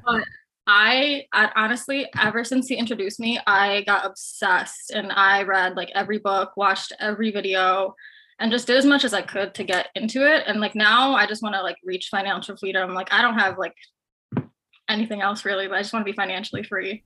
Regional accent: Chicago, Illinois, United States; I'm from Chicago

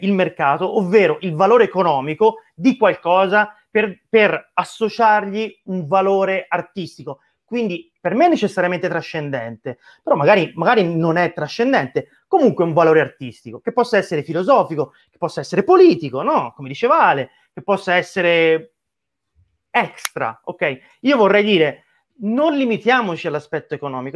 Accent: Tuscany, Italy; sono toscano

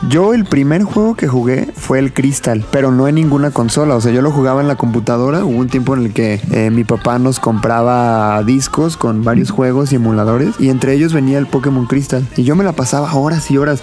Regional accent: Mexico

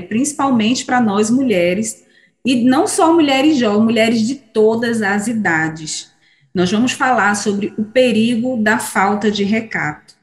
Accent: São Pedro da Aldeia, Rio de Janeiro, Brazil; moved away; lá de São Pedro da Aldeia, da terra de onde eu vim

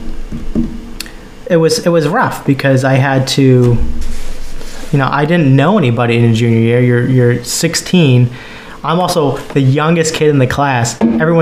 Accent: rural New Hampshire, United States; I graduated high school in rural New Hampshire

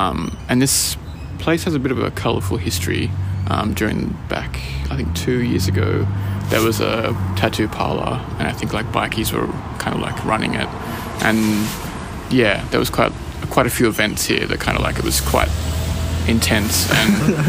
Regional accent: Canberra, Australian Capital Territory, Australia; now in Sydney, Australia; I started this with my friend Marcus. I'm printmaking background from Canberra and did art school in Canberra at ANU.

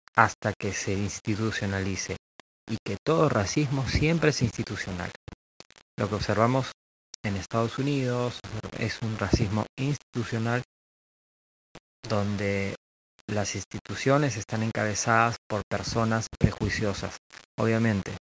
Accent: Peru; also born or lived in Lima; acá en mi país, ¿no? en Perú o en Lima

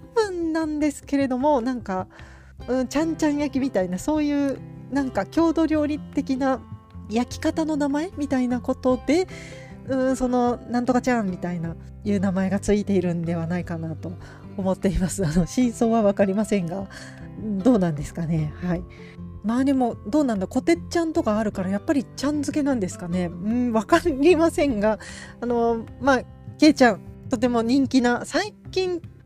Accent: Gifu, Japan; 私の地元岐阜県

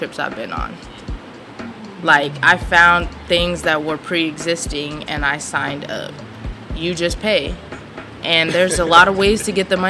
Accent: Pasadena, California, United States; also born or lived in Claremont, California; I'm from Pasadena, California, City of Roses

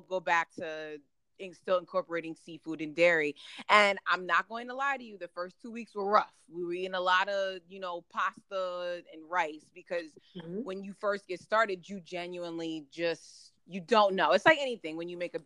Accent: New Jersey, United States; also born or lived in Germany; Pretty much born and raised in New Jersey. I was actually born in Germany. That's a fun fact. But, you know, raised in New Jersey.

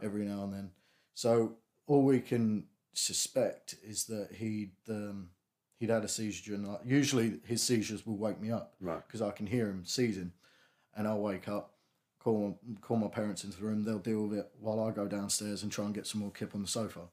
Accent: Strood, South East England, United Kingdom; I grew up in Strood. I still live in Strood.

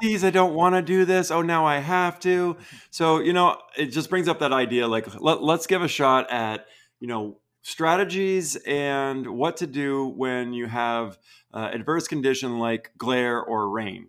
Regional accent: Vermont, United States; I grew up in Vermont

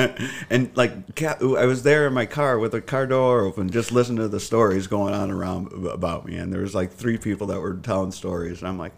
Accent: Sterling Heights, Michigan, United States; Yeah, the east side of Sterling Heights. So that was like, there was a difference because one side was predominantly Chaldean and then the other side was Polish and Italian.

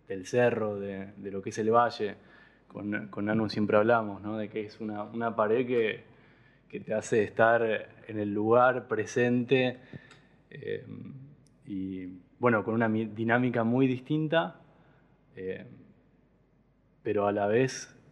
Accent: Buenos Aires, Argentina; De Buenos Aires, de la ciudad.

